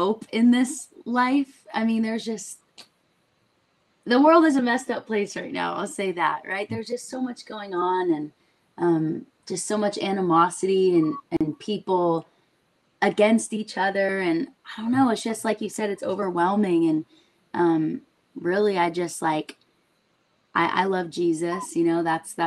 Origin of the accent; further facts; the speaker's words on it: Orange County, California, United States; I loved growing up in Orange County.